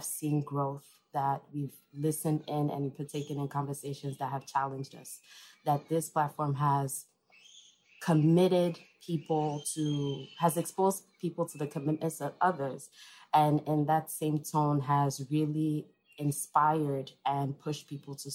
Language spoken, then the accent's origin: English; Enugu, Enugu State, Nigeria; moved away as an adult; now in New York, United States; I was born here in New York, but I actually grew up in Enugu, Nigeria